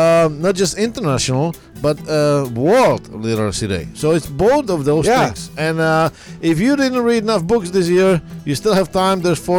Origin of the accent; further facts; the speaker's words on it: Kentucky, United States; accent: Kentucky; just like you fixing my my Kentucky accent here